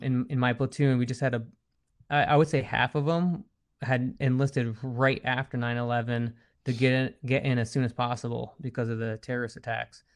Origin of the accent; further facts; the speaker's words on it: East Coast, United States; I'm from the East Coast